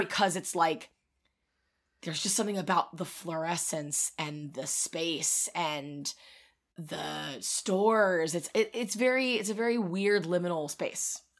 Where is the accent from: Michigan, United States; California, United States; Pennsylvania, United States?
Pennsylvania, United States; King of Prussia; I grew up near the King of Prussia Mall